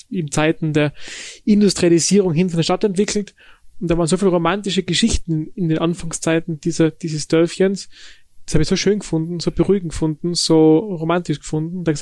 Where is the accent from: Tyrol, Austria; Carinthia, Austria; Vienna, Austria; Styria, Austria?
Tyrol, Austria; Sistrans; born or raised there